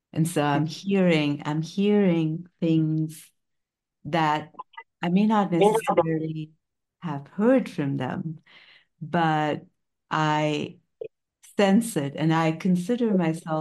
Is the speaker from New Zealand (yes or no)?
no; India; moved away; I'm an Indian immigrant parent